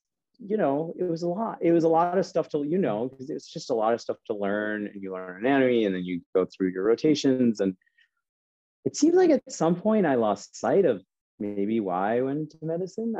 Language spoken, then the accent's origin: English; Chicago, Illinois, United States; moved away; I'm originally from Chicago